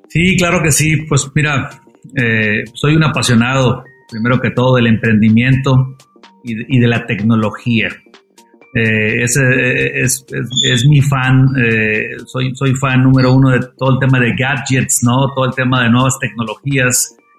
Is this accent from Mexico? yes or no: yes; Monterrey, Nuevo León, Mexico; soy regiomontano, eh, como tú dices, me gusta la carne asada, como, como la mayoría de los regios